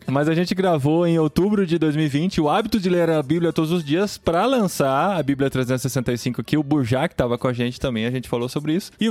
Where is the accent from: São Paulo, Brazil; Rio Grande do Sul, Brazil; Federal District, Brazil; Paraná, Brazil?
São Paulo, Brazil; Piracicaba; Eu sou de Piracicaba, não posso falar nada.